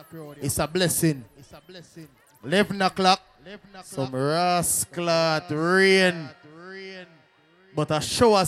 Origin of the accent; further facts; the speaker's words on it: New Jersey, United States; We are from New Jersey. New Jersey's finest.